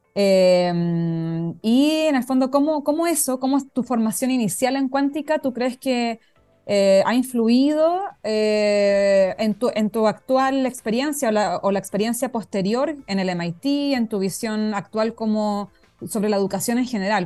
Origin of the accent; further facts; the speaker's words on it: Concepción, Biobío, Chile; ahí amor eterno a la UDEC para los que somos de allá